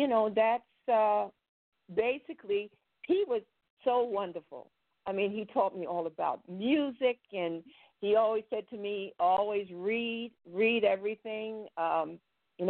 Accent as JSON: {"language": "English", "town": "New York City", "region": "New York", "country": "United States", "tie": "born or raised there", "also_born_or_lived": "Paris", "moved": "yes", "said": "I was born in Brooklyn."}